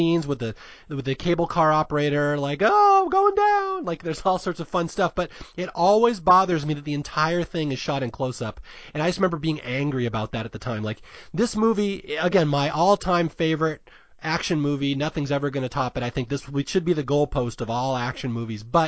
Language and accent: English; United States; me growing up in Washington in the 70s, 80s, and 90s